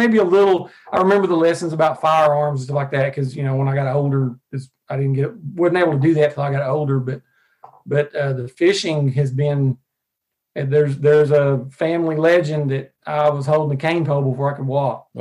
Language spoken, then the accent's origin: English; Arkansas, United States; I lived in Arkansas my entire life. I actually live now about 45 minutes from the place I was born.